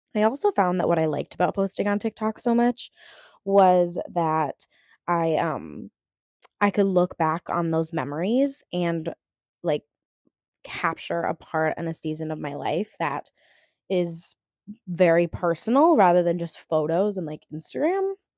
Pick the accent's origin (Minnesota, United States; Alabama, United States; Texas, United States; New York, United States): Minnesota, United States; Minneapolis; I grew up performing professionally around the Twin Cities area as a theater kid